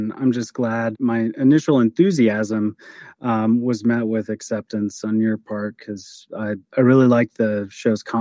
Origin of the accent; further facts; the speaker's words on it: Lorain, Ohio, United States; also born or lived in Sandusky, Ohio / Toledo, Ohio / St. Louis, Missouri; My hometown is Lorain, Ohio.